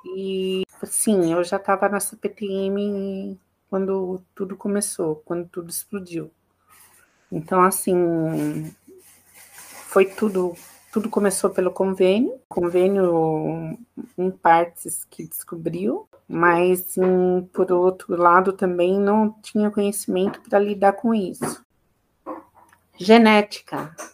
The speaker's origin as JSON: {"language": "Portuguese", "town": "Campo Limpo Paulista", "region": "São Paulo", "country": "Brazil", "tie": "born or raised there", "said": "eu nasci em São Paulo, só nasci em São Paulo, mas eu sempre morei em Campo Limpo Paulista"}